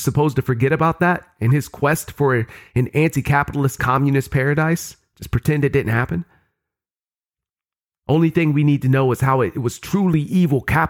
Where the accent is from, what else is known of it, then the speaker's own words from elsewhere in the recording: Ohio, United States; my home state of Ohio